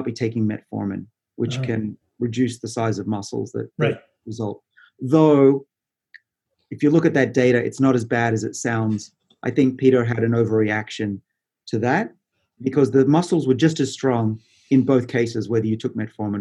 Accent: Australia; I'm Australian

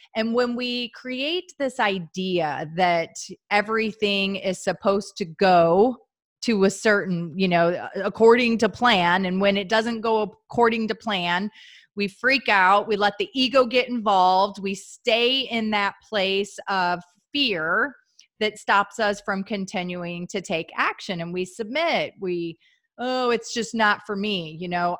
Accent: St. Louis, Missouri, United States; moved away as an adult; also born or lived in Midwest; I'm from Saint Louis, so Missouri

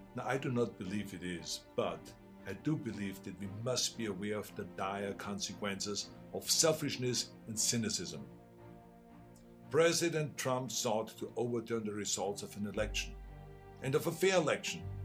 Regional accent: Austria; English is a second language; now in United States; I grew up in Austria.

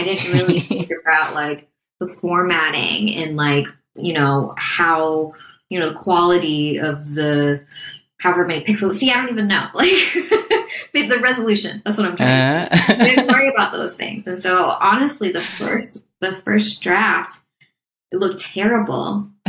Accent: Midwest, United States; I'm not a self-promoter. I'm from the Midwest. I don't like talking about myself.

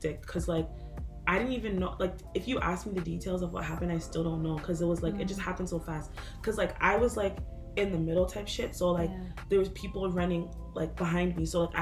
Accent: Toronto, Ontario, Canada; As an African person growing up in Toronto

